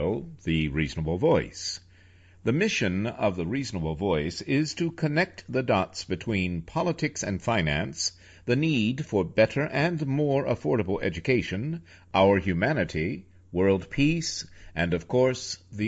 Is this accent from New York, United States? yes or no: yes; New York City, New York, United States; moved away; also born or lived in Washington, D.C.; New York City, my hometown, for 3 years before moving to Washington, D.C., also a hometown of mine